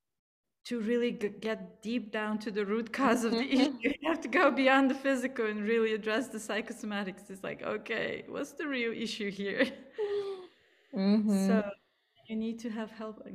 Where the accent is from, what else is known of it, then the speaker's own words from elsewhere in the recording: Plovdiv, Plovdiv Province, Bulgaria; accent: Bulgarian; English is a second language; moved away as an adult; also born or lived in India; I grew up in Bulgaria, so that's my accent